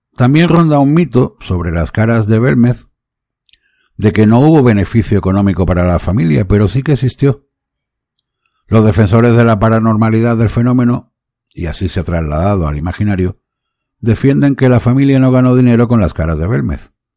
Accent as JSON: {"language": "Spanish", "town": "Málaga", "region": "Andalusia", "country": "Spain", "said": "en mi ciudad Málaga, en mi país España"}